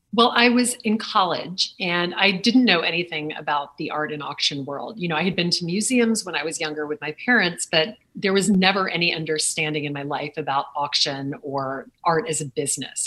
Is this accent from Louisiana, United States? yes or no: yes; Lake Charles, Louisiana, United States; now in New York City, United States; growing up in Lake Charles, Louisiana